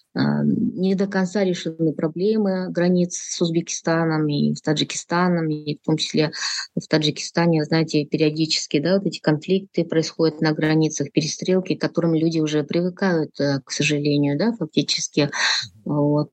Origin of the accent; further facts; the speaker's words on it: Kyrgyzstan; я из Кыргызстана, я независимый политический аналитик